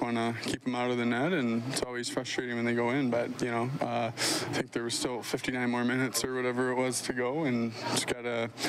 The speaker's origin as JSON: {"language": "English", "country": "United States", "said": "being American, growing up, going to college games"}